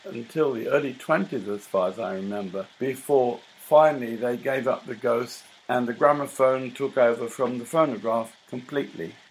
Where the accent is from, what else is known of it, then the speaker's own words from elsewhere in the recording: London, United Kingdom; I'm a Londoner, not a New Yorker